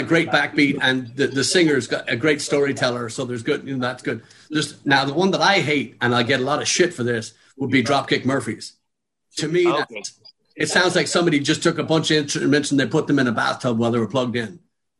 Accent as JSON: {"language": "English", "town": "Dublin", "region": "Leinster", "country": "Ireland", "tie": "born or raised there", "said": "Growing up in Dublin, you can't discount or bypass"}